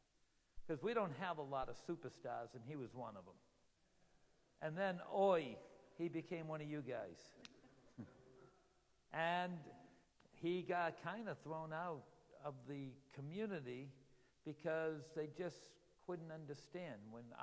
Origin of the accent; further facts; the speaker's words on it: Israel; now in United States; Because you know where my home country is? It's Israel. So I'm a foreign, so now, yeah, you've met a foreign missionary here in the United States, you know?